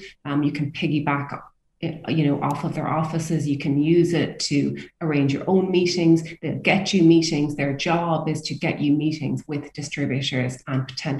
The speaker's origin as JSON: {"language": "English", "country": "Ireland", "said": "as Irish people"}